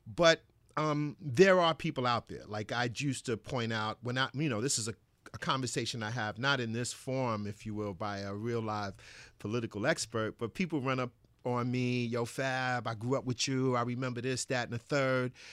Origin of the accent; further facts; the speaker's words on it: New York City, New York, United States; I grew up in Bed-Stuy, Brooklyn, Bedford-Stuyvesant section of Brooklyn